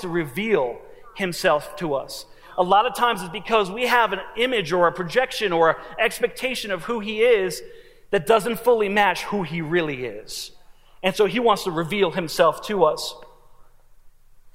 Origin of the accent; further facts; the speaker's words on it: New Jersey, United States; moved away; I'm from New Jersey